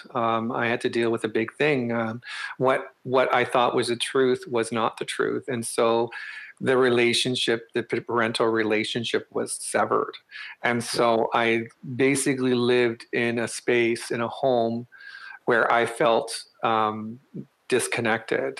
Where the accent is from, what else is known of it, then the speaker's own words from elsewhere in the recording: northern Manitoba, Canada; moved away as an adult; also born or lived in Crane River, Manitoba / Cranberry Portage, Manitoba / Winnipeg, Manitoba; now in Ottawa, Canada; I grew up in northern Manitoba.